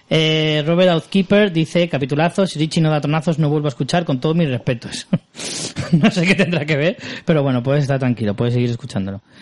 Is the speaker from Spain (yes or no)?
yes; Extremadura, Spain; Soy extremeña hasta las trancas y me ha hecho mucha ilusión ver Cáceres